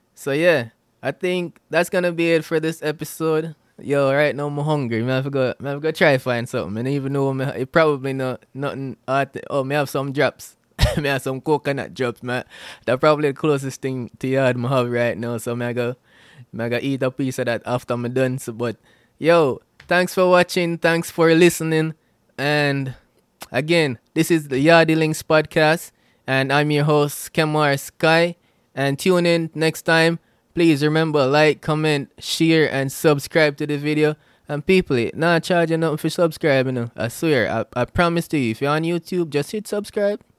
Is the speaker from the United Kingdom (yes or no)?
no; Jamaica; now in United States; I'm a Jamaican